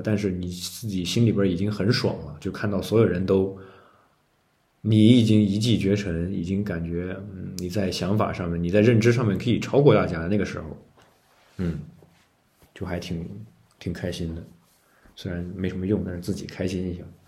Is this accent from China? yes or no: yes; China; 我们中国人的戴是穿衣服的戴